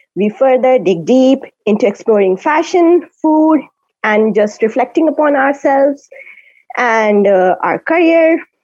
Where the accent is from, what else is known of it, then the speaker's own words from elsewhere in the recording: India; first language Hindi and Urdu; English is a second language; moved away as an adult; now in Dunedin, New Zealand; I am from India and a mum of a two year old boy